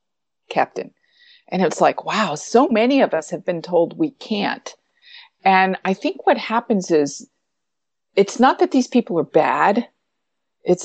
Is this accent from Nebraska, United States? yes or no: no; upstate New York, United States; I lived in upstate New York then. I was 2 hours from New York City